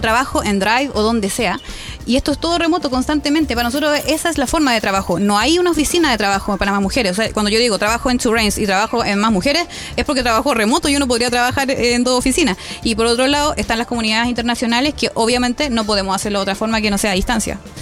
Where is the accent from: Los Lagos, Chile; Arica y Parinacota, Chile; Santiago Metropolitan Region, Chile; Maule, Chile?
Los Lagos, Chile; Chiloé; yo soy de Chiloé